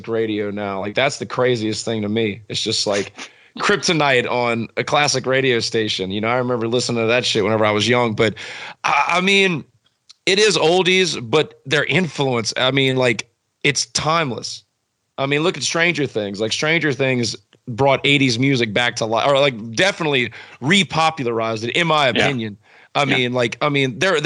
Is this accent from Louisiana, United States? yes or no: yes; New Roads, Louisiana, United States; I grew up in New Roads, Louisiana